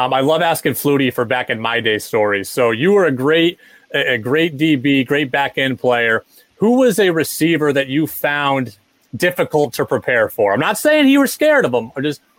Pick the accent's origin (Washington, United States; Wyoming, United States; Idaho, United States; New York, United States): Washington, United States; Seattle; I grew up in Seattle.